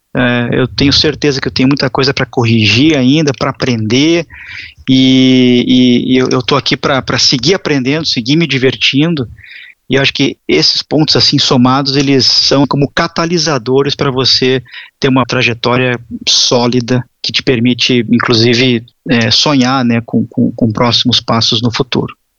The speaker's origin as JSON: {"language": "Portuguese", "town": "Porto Alegre", "region": "Rio Grande do Sul", "country": "Brazil", "also_born_or_lived": "Curitiba / São Paulo", "moved": "as an adult", "said": "Eu, eu sou gaúcho de Porto Alegre, na época mudei para Curitiba."}